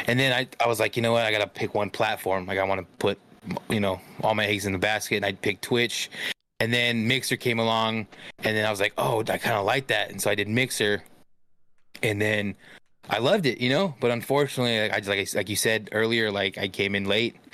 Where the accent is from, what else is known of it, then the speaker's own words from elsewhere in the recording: Stockton, California, United States; I'm from Stockton.